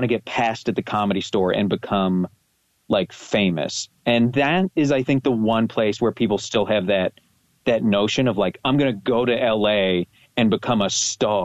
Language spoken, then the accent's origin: English; Calgary, Alberta, Canada; also born or lived in Toronto, Canada; now in Los Angeles, United States; I grew up in Calgary. I didn't like it. I moved to Toronto. I liked it there. And then I got engaged and moved to L.A.